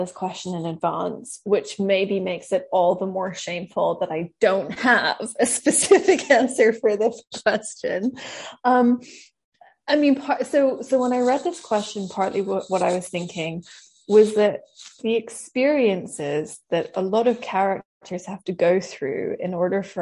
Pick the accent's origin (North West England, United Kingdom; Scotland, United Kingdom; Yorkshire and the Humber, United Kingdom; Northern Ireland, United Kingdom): Scotland, United Kingdom; moved away as an adult; also born or lived in Tofino; now in Vancouver, Canada; I grew up in Scotland until I was in my early 20s. Uh, I lost my accent very quickly, as you can probably hear. And now I split my time between unceded Coast Salish territory and unceded Tla-o-qui-aht territory, which is Vancouver and Tofino.